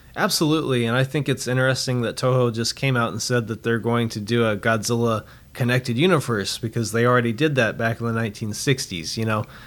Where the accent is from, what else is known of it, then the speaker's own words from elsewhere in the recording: Roswell, New Mexico, United States; I'm actually from Roswell, New Mexico